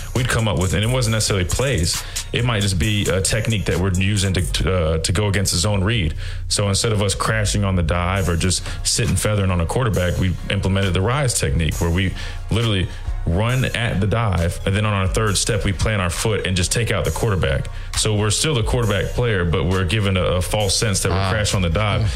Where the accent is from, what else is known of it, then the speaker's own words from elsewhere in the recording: South Carolina, United States; now in Alabama, United States; I'm from South Carolina originally, and uh, I reside in Alabama.